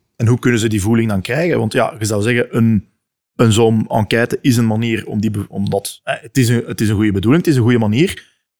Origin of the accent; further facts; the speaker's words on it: Leuven, Flanders, Belgium; ik kom uit Leuven